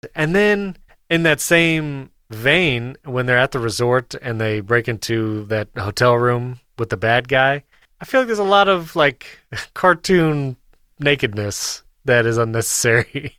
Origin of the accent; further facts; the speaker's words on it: New York, United States; I grew up in New York.